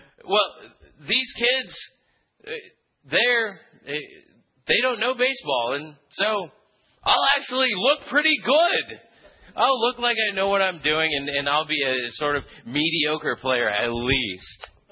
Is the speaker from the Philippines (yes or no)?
yes; Philippines; moved away; when I was a kid, I grew up in the Philippines